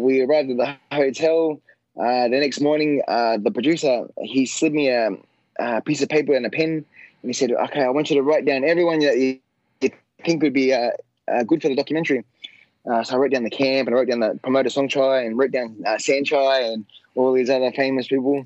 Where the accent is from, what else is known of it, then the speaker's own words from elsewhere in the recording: Australia; my hometown